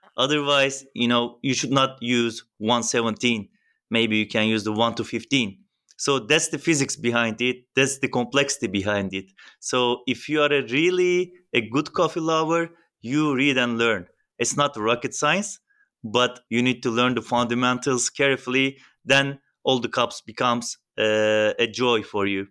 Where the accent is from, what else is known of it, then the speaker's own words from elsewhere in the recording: Turkey; I'm from Turkey